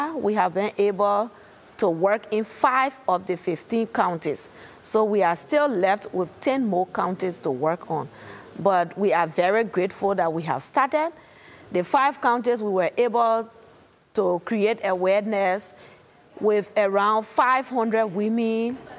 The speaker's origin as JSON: {"language": "English", "country": "Liberia", "said": "from Liberia."}